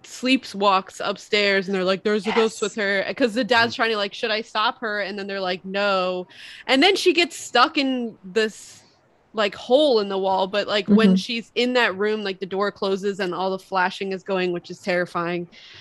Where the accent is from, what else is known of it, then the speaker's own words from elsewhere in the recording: New England, United States; I'm from New England